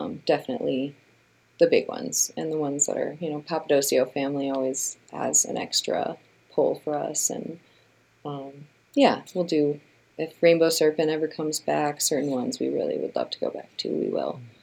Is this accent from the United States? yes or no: yes; Chicago, Illinois, United States; I grew up in the Midwest, I grew up in Chicago